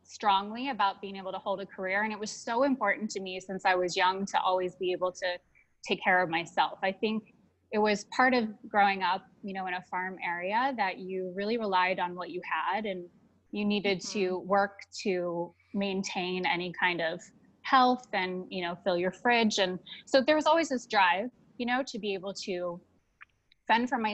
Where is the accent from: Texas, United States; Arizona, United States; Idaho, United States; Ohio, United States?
Ohio, United States; now in Las Vegas, United States; I grew up in Ohio. I grew up in a small farm area in Ohio